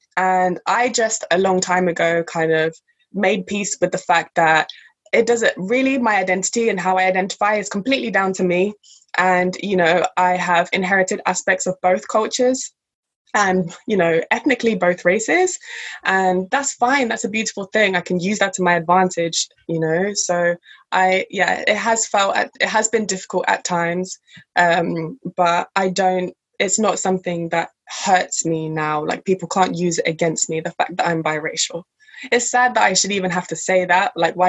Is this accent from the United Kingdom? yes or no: yes; England, United Kingdom; with a white mother, white family, white household, majority white country, because I grew up in England